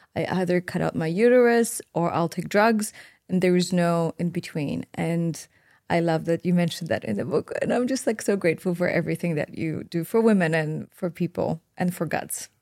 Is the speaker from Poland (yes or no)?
yes; Poland; moved away; growing up in Poland